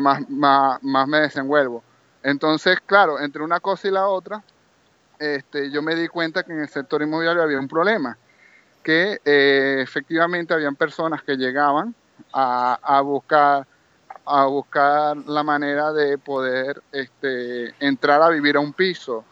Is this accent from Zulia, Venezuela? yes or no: yes; Maracaibo, Zulia, Venezuela; moved away as an adult; now in Barcelona, Spain; yo soy de Maracaibo, Estado Zulia